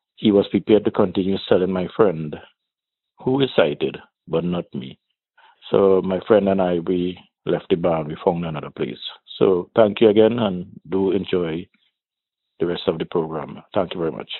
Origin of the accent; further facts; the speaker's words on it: Trinidad & Tobago; I am from where Brian Lara Started his cricket and where he was born in Trinidad and Tobago